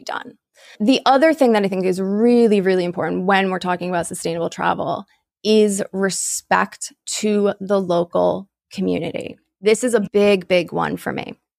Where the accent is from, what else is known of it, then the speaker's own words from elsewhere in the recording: United States; still be in my home state.